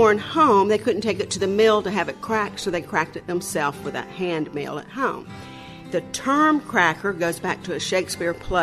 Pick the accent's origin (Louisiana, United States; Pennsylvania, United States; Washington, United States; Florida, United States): Florida, United States; Panama City; also born or lived in Tampa, Florida; I grew up in Panama City, went to school at Florida State, went back and taught school in Panama City